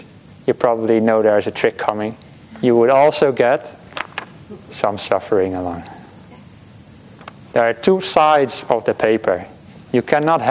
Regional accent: Netherlands; now in Australia; I'm from the Netherlands. It can be quite rainy over there

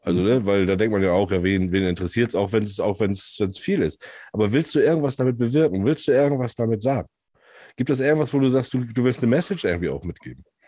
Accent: Hamburg area, Germany; Ich komme ja aus der Hamburger Ecke

